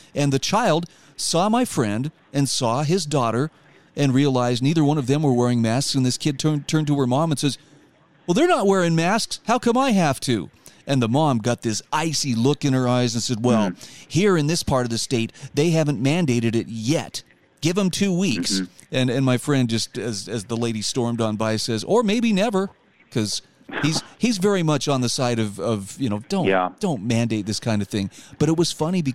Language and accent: English; Utah, United States; Here in my home state of Utah